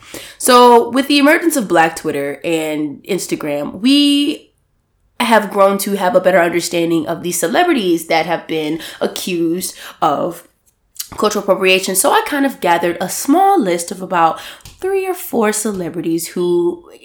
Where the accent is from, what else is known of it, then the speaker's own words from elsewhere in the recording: Deep South, United States; accent: southern twang; I'm from the South, like the Deep South. And I guess someone brought it to my attention that I may have a little twang in my talk.